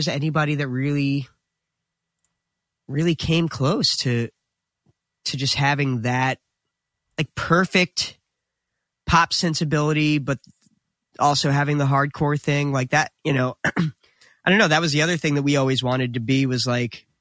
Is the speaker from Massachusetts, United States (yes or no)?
no; New Jersey, United States; we were instantly proud to be from New Jersey